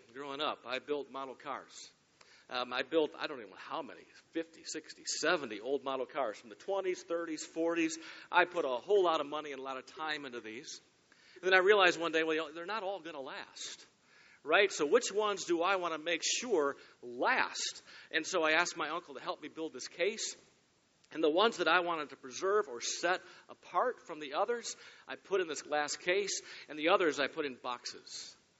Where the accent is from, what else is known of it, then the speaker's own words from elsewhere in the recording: Michigan, United States; moved away as an adult; now in Cincinnati, United States; I'm from Michigan